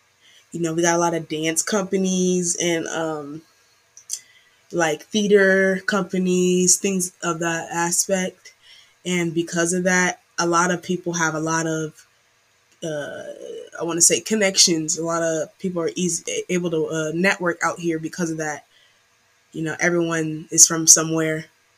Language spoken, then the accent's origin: English; Bay Area, California, United States; growing up in the Bay Area, you see a lot of different types of performers, and you meet a lot of diverse people, a lot of different groups of people.